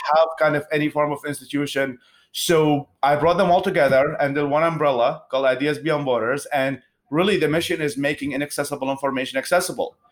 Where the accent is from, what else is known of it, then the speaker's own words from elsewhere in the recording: Baghdad, Baghdad Governorate, Iraq; English is a second language; moved away as an adult; also born or lived in Babylon, Iraq; now in United States; I'm originally from uh, Babylon in Iraq, and I was raised in Baghdad in the capital city